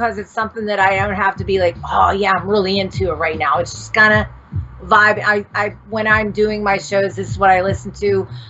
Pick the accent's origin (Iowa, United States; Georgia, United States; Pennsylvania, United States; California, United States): Pennsylvania, United States; Pittsburgh; a lot of people will make fun of my accent sometimes because I'm from Pittsburgh, Pennsylvania.